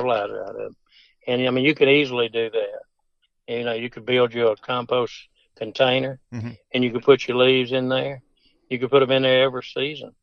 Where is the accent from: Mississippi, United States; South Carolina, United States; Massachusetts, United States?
Mississippi, United States; Toccopola; growing up in Tocopola, it's just it didn't get much country than